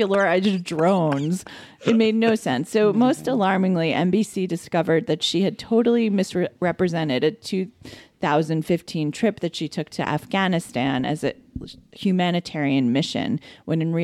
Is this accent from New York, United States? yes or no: yes; Roslyn, New York, United States; Lindsay and I grew up together in Roslyn, New York